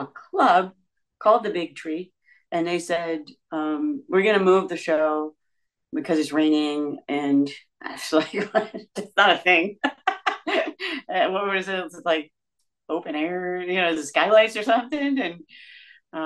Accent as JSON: {"language": "English", "region": "Georgia", "country": "United States", "said": "I'm from Georgia"}